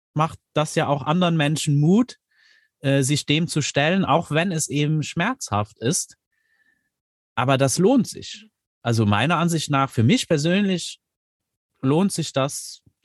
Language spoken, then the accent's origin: German; Luxembourg; ich bin aus Luxemburg